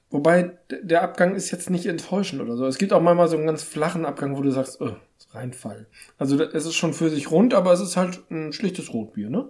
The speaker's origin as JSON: {"language": "German", "region": "Hamburg", "country": "Germany", "said": "Die Daniel Wischer Fassbrause, die kenne ich nicht. Könnte man kennen als Hamburger."}